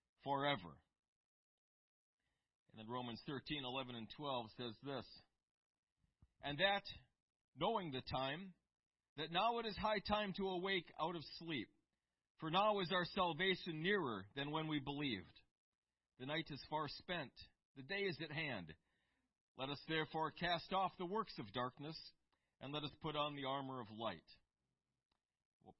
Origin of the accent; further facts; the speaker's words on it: United States; for us in the United States, for the sole reason that we grew up on the Constitution